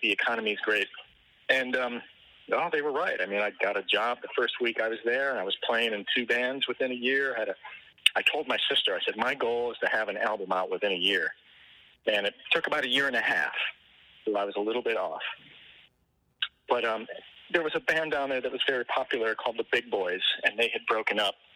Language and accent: English; Detroit, Michigan, United States; also born or lived in Ann Arbor, Michigan; now in Nashville, United States; I was born and raised in Michigan, and I was born in Ann Arbor, and I grew up in the Detroit area